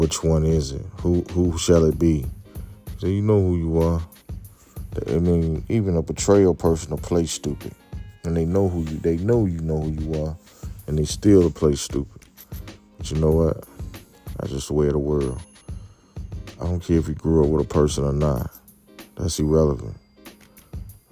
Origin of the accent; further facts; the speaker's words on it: United States; us as American people